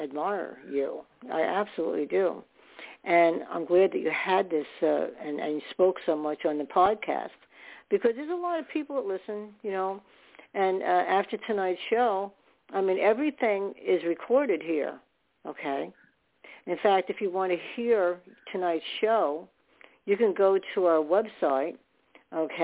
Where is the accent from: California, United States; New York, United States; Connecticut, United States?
New York, United States; New York City; I was born in New York